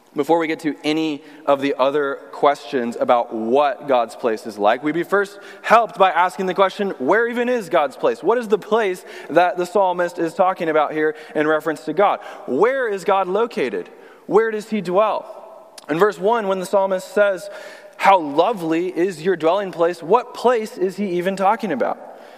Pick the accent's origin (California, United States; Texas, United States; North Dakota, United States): Texas, United States; Austin; moved away as an adult; also born or lived in Illinois / North Carolina / Burlington, Vermont / Bayside, Queens, New York; now in New York, United States; I'm originally from Austin, Texas, is where I grew up my whole life